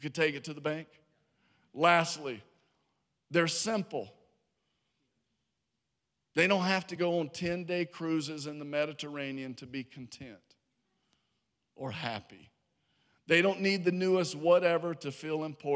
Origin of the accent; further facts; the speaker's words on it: Harrisonburg, Virginia, United States; now in Georgia, United States; I was born in Harrisonburg, Virginia